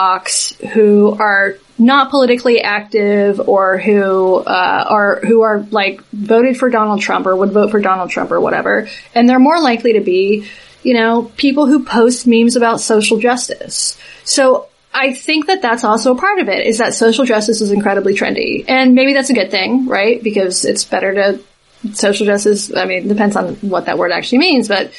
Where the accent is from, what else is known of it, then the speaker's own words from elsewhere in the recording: Southeast, United States; I'm from the Southeast. But when I was in high school, the dominant culture was conservative